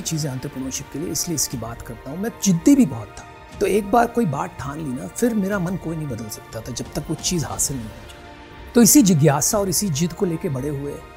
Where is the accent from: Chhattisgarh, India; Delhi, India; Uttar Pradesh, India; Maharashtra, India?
Maharashtra, India; Mumbai; पैदाइशी बम्बई की है